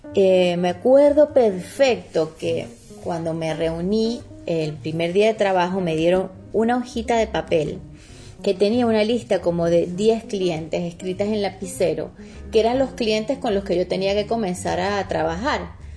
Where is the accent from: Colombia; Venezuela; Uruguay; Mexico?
Venezuela; Mérida; moved away as an adult; now in Argentina; en Mérida, en la ciudad donde nací.